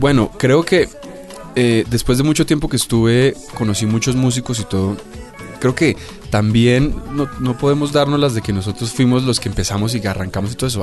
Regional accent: Bogotá, Bogotá Capital District, Colombia; tuve que renunciar a muchas cosas como rolo

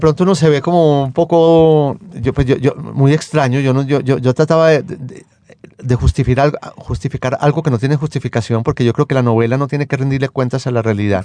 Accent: Medellín, Antioquia, Colombia; moved away as an adult; Yo me crié en Medellín. Yo viví en Medellín prácticamente hasta como hasta los 28 años más o menos.

